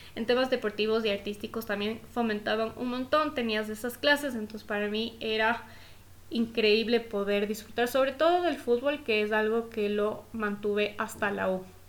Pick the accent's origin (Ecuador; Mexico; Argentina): Ecuador; haber podido empezar mi vida desde chiquita en un colegio privado en Ecuador, en mi país